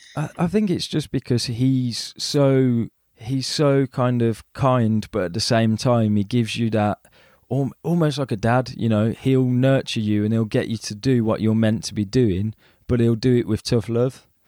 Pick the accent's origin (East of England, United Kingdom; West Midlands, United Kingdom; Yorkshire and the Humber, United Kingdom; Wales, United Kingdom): West Midlands, United Kingdom; Birmingham; being a Brummie, you know, people sometimes look upon us as if we're not sec- you know, like second grade citizens